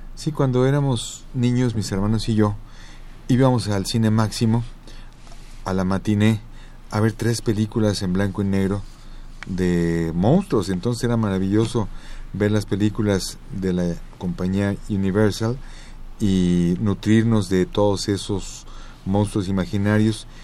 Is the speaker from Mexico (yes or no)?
yes; Mexico City, Mexico; tuve el privilegio de nacer en el centro del centro, en el corazón del corazón de mi país.